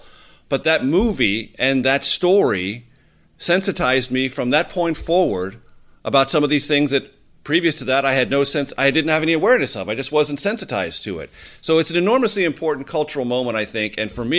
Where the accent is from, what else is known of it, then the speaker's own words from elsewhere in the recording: San Diego, California, United States; as someone growing up in San Diego, California.